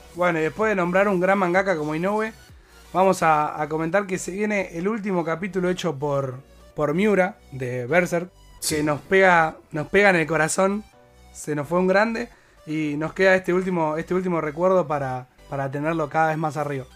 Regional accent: Argentina; nosotros somos argentinos hinchas de boque

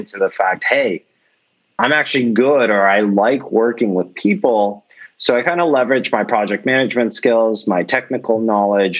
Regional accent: Bay Area, California, United States; growing up in the Bay Area

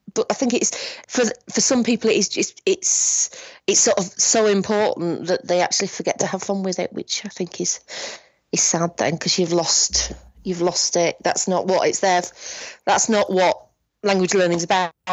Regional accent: Bradford, Yorkshire and the Humber, United Kingdom; I'm from Bradford, which is in Yorkshire.

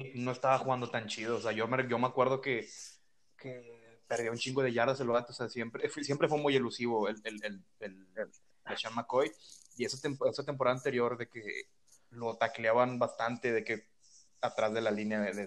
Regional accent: northern Mexico, Mexico; yo soy del norte de México.

